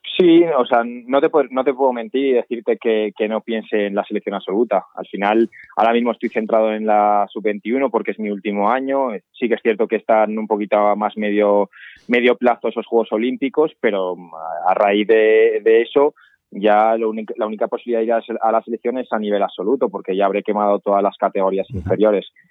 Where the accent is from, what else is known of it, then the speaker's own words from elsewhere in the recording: Arnedo, La Rioja, Spain; now in Huesca, Spain; a pesar de ser riojano, siempre he tirado más por mi pueblo.